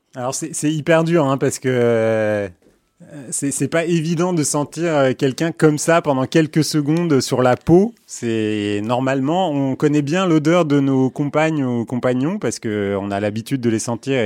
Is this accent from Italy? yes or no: no; Istanbul, Turkey; moved away; also born or lived in Paris / New York; je suis né à Istanbul